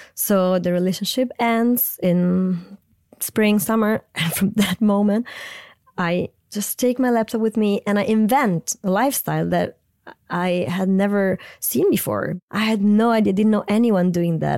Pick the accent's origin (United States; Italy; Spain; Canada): Italy; central Italy near Rome, Lazio; English is a second language; moved away; I grew up in central Italy near Rome on the coast with a German mother, Italian father